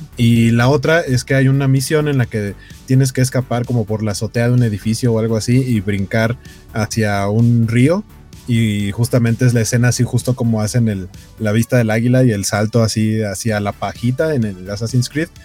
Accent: Mexico City, Mexico; now in Torreón, Mexico; yo soy de Iztapalapa

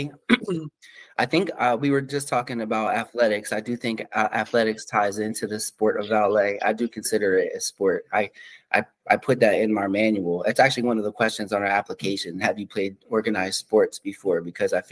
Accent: Middlesex County, New Jersey, United States; also born or lived in Trenton, New Jersey; So I'm from Middlesex County

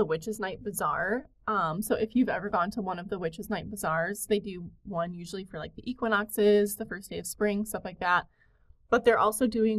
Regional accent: Detroit, Michigan, United States; now in Michigan, United States; I grew up in the Detroit area, which is a very urban area

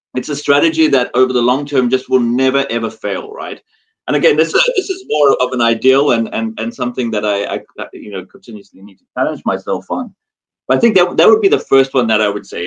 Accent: South Africa; moved away as an adult; also born or lived in Dubai, United Arab Emirates / Singapore; now in London, United Kingdom; I'm South African born

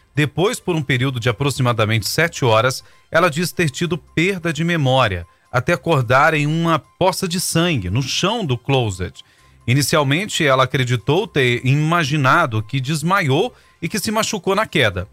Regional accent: Brazil; nós que somos brasileiros

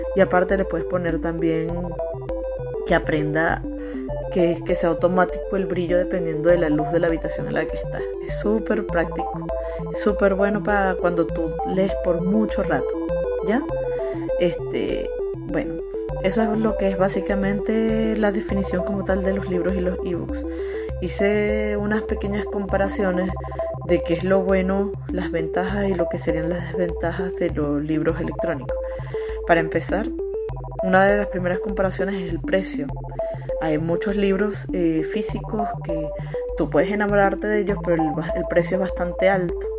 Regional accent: Venezuela; moved away as an adult; now in Chile; yo soy de Venezuela

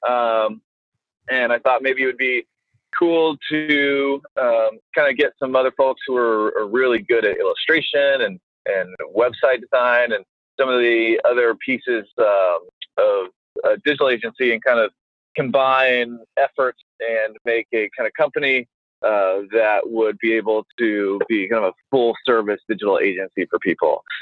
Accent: Tennessee, United States; I'm from Tennessee

